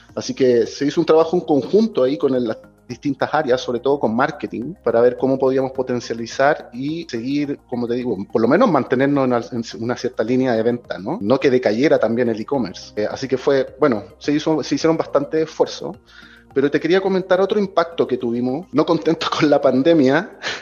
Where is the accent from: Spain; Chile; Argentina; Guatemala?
Chile; moved away as an adult; now in Mexico; yo soy chileno